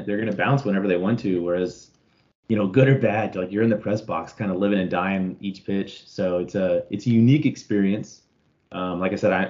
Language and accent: English; Austin, Texas, United States; I grew up in Austin, raised out in Lake Travis area